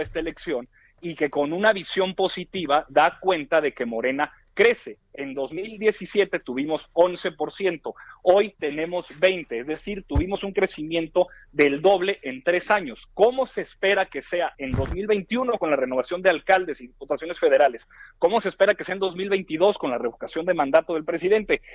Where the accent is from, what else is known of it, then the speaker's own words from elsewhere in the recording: Torreón, Coahuila, Mexico; aquí en mi tierra, en Torreón